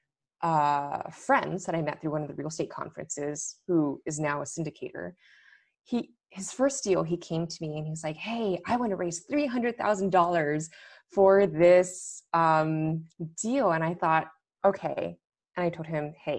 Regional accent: Los Angeles, California, United States; moved away as an adult; also born or lived in London / Washington, D.C.; LA, which is where I'm originally from

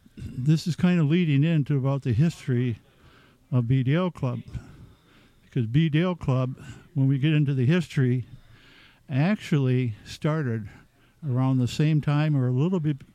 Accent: Marquette, Michigan, United States; moved away as an adult; also born or lived in Houghton, Michigan; now in Minnesota, United States; I grew up in Upper Michigan, born and raised in Marquette on the south shore of Lake Superior. And I went to college at Michigan Tech. And after Michigan Tech is when I came to Minnesota

